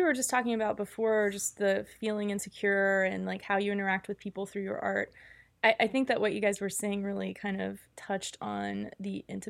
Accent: New Orleans, Louisiana, United States; And for me, like I grew up in the New Orleans area, and a lot of the news coverage to me echoed a lot of the news coverage that happened after Katrina.

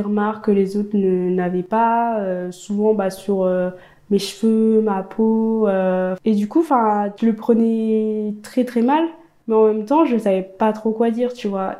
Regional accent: a small village in eastern France, France; also born or lived in Ethiopia; Donc à l'âge de 5 ans, je suis arrivée dans ma famille adoptive, dans un petit village dans l'est de la France

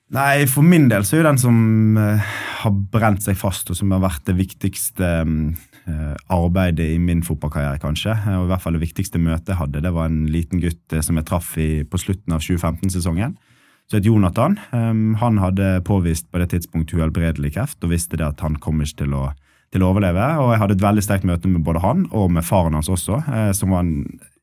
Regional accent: Bergen, Vestland, Norway; moved away as an adult; also born or lived in Ålesund; Jeg er bergenser

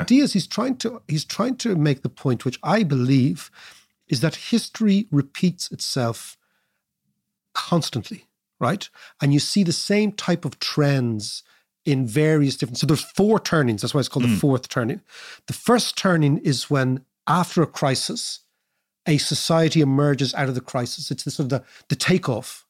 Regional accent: Ireland

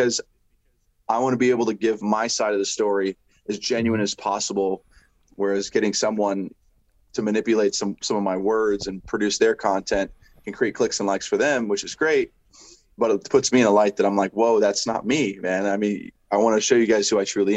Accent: United States; being an American.

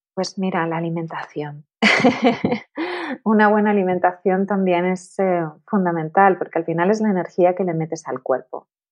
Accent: Tenerife, Canary Islands, Spain; moved away; also born or lived in Madrid; me mudé a Madrid porque yo soy de Tenerife

